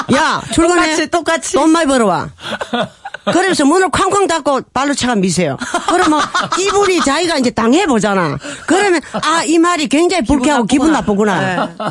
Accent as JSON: {"language": "Korean", "town": "Yeongdeok", "region": "North Gyeongsang", "country": "South Korea", "tie": "born or raised there", "said": "고향이 영덕입니다."}